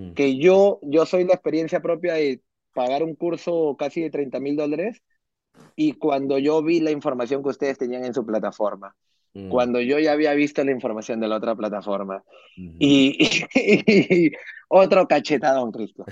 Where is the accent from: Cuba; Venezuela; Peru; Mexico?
Peru; moved away as an adult; now in New Jersey, United States; soy peruano, eh, vivo aquí en Estados Unidos hace cinco años aprox, cinco años y medio. Eh, a los 28 años vine para acá.